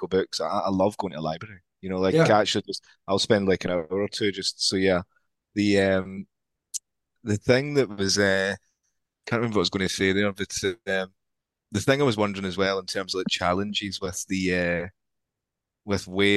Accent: Scotland, United Kingdom; accent: Scottish; my Scottish accent

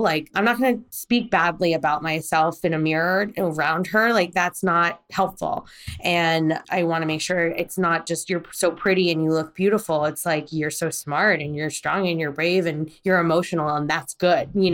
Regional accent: United States; also born or lived in Korea; I was born in Korea and I was brought to America at three months old

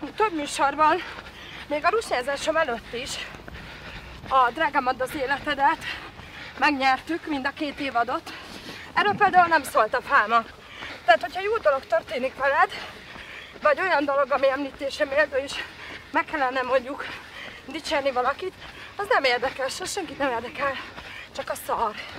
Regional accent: Derecske, Hajdú-Bihar, Hungary; also born or lived in Debrecen; now in Budakalász, Hungary; Derecskén kislányként

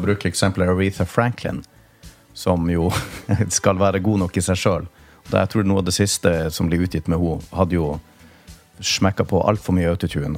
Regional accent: Tromsø, Troms, Norway; oppveksten i Tromsø

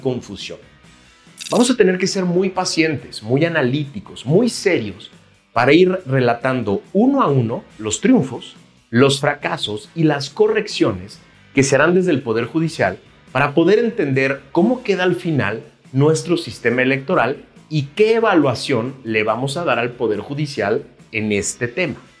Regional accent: Mexico; los mexicanos y las mexicanas

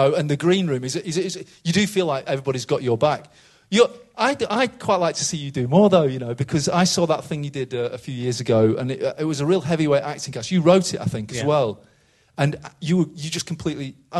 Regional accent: United Kingdom; as a British culture

